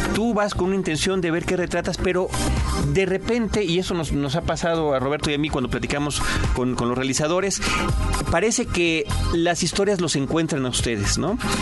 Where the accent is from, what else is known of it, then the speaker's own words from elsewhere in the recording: Mexico; nosotros mismos retratados como mexicanos